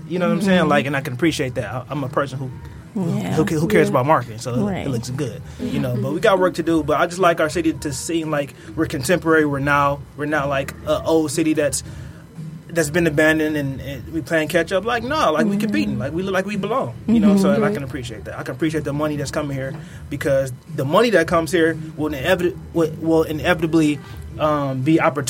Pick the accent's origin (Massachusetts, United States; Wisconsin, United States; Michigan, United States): Michigan, United States; Detroit; from a person who's born and raised in Detroit